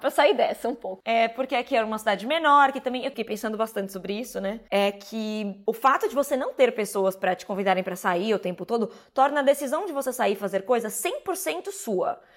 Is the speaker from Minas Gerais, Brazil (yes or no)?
no; São Paulo, Brazil; moved away as an adult; now in Berlin, Germany; Eu sou uma pessoa nascida e criada em São Paulo